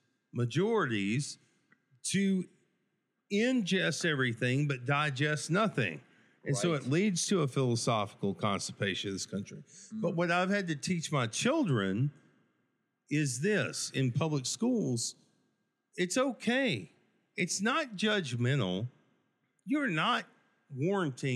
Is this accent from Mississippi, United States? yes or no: no; West Texas, United States; whenever I was raised here, we moved away from West Texas. We moved back